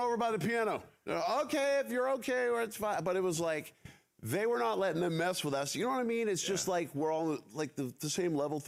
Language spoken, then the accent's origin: English; San Francisco, California, United States; we grew up in San Francisco. You know, we're Bay Area people